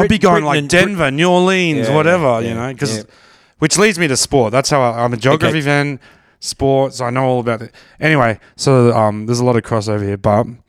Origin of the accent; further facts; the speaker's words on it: Brisbane, Queensland, Australia; now in Melbourne, Australia; I'm from Brizzy, so I grew up with rugby league.